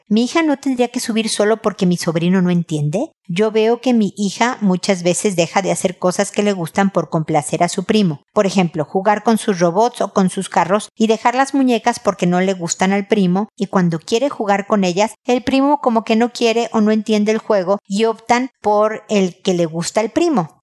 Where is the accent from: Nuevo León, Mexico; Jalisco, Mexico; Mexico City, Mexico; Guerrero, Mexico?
Mexico City, Mexico; also born or lived in United States; now in Santiago, Chile; Yo soy de Ciudad de México donde tiemblan y me vine a vivir a Santiago de Chile donde tiembla.